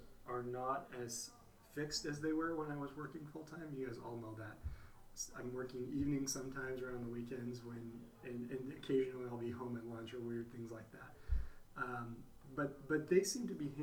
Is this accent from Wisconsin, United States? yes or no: no; Phoenix, Arizona, United States; also born or lived in Idaho / Madagascar; I grew up here in Phoenix, Arizona